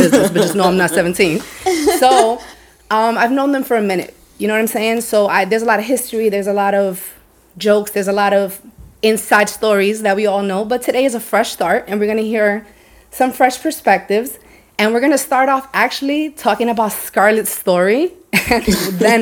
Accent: New York City, New York, United States; now in Miami, United States; I'm in my hometown. This is where I'm from. For those of you who don't know that, I'm from the Bronx.

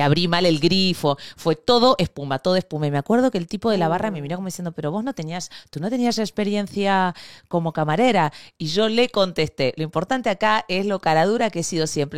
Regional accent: Argentina; moved away as an adult; also born or lived in Spain; Yo me fui de Argentina

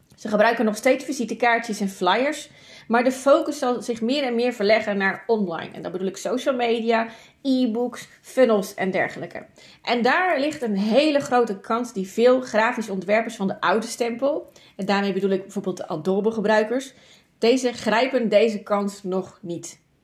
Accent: Zeeland, Netherlands; Ik ben een Zeeuwse. Water is altijd dichtbij.

